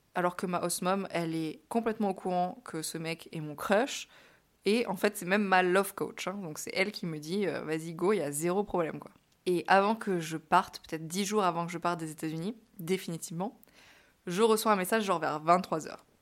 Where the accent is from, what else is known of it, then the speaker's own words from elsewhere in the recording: France; moved away as an adult; also born or lived in New York, United States; je suis une Française à New York